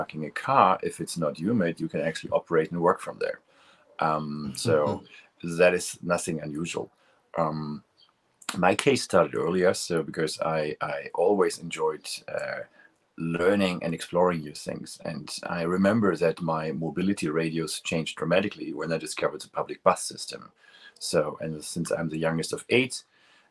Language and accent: English; near Münster, North Rhine-Westphalia, Germany; moved away; I crossed the border to the Netherlands, which was very close to my hometown